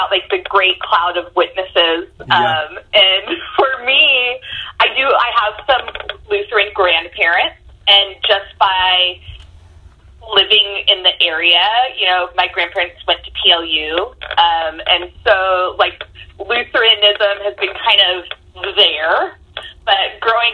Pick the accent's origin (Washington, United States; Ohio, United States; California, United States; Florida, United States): Washington, United States; Tacoma; also born or lived in Roy, Washington / Idaho; I am from Tacoma to various degrees of places I lived growing up. Tacoma proper is where we lived when I was little